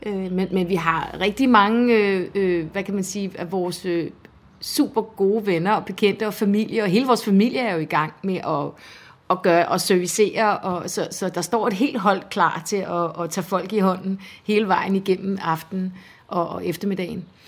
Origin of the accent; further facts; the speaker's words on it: Esbjerg, Southern Denmark, Denmark; moved away as an adult; now in Humlebæk, Denmark; jeg er vokset op i Esbjerg